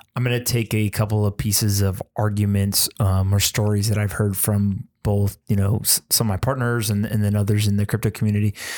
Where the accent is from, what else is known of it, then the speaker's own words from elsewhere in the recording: United States; as an American